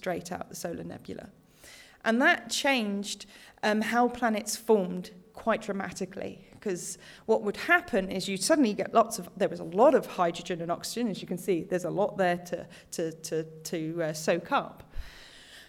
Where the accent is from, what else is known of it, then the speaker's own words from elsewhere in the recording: United Kingdom; now in Australia; I'm British originally